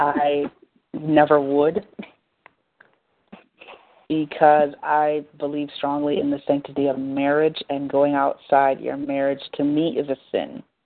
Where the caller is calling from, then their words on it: Boston, Massachusetts, United States; I'm calling from Boston, Massachusetts.